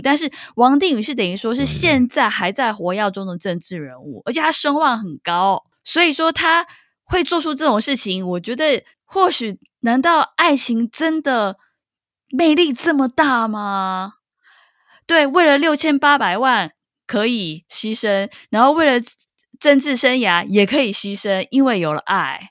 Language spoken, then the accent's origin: Chinese; Taipei, Taiwan; 我们台北人